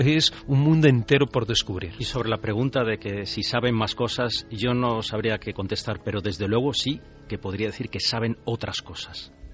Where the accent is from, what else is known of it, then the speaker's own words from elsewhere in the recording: Spain; nosotros como españoles